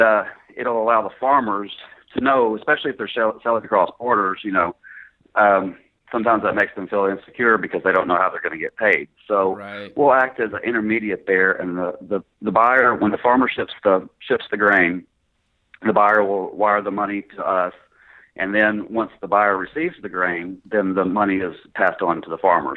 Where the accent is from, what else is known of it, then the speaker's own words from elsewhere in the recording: Greenville, Mississippi, United States; moved away as an adult; also born or lived in Paragould, Arkansas / San Antonio, Texas; now in Little Rock, United States; I actually uh, grew up in Greenville, uh, graduated high school, and went to college there in, in Mississippi